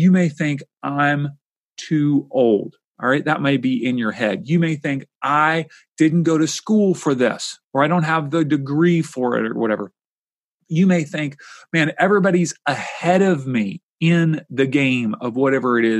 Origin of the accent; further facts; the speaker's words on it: Kentucky, United States; my home state where I grew up